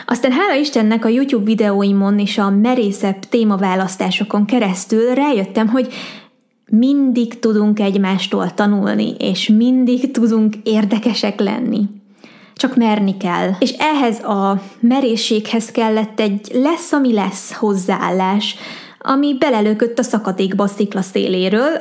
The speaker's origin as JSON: {"language": "Hungarian", "country": "Hungary", "said": "magyar vagyok, Magyarországon élek"}